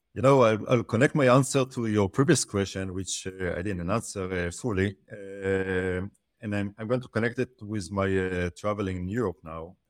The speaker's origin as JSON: {"language": "English", "country": "Israel", "said": "I'm from Israel"}